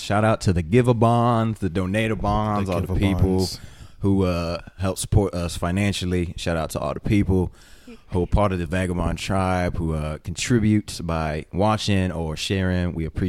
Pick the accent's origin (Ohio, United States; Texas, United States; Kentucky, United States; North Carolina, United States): Texas, United States; Fort Worth; From Fort Worth, Texas, the greatest state in the world. Not in the US, in the entire world.